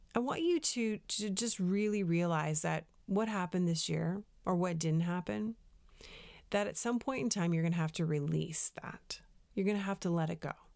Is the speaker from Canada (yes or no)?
yes; Canada; moved away as an adult; also born or lived in United States; I'm a Canadian